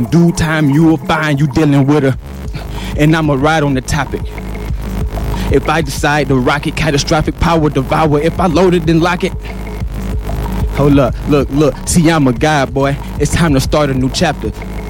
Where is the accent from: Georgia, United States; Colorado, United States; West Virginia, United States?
Georgia, United States; Atlanta; I'm from Atlanta.